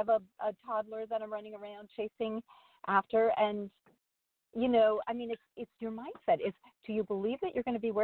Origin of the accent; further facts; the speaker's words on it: Minnesota, United States; I was born in Minnesota